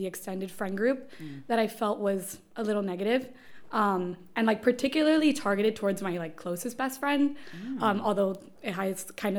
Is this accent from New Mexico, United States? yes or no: no; Miami, Florida, United States; born or raised there